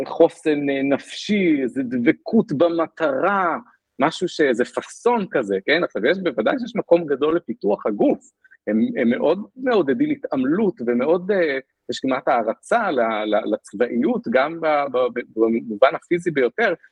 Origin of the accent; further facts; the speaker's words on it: Israel; moved away as an adult; now in Singapore; אני ישראלי